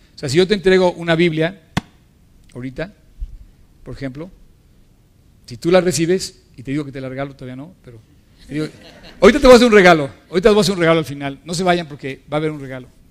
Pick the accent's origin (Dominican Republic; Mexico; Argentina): Mexico